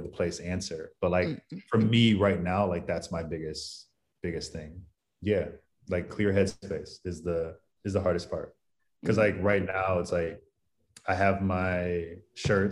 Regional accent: Cleveland, Ohio, United States; also born or lived in Maryland / New York / Philadelphia; now in San Diego, United States; I live in San Diego now, but I'm originally from Cleveland, went to school in Maryland

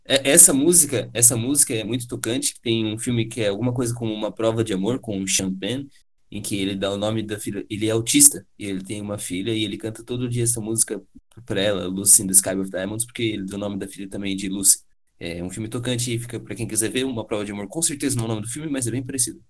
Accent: Brazil; enquanto brasileiros que ouvem música

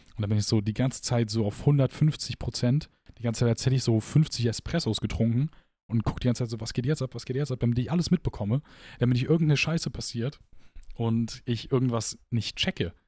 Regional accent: Gladbach, North Rhine-Westphalia, Germany; moved away as an adult; now in Aachen, Germany; wir kommen aus Gladbach.

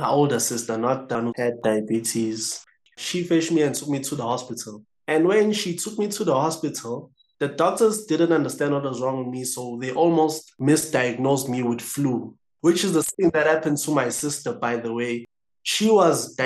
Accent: Howick, KwaZulu-Natal, South Africa; I'm from Howick

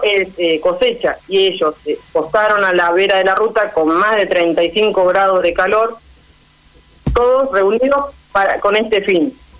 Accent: Tres Arroyos, Buenos Aires Province, Argentina; Tres Arroyos somos Argentina

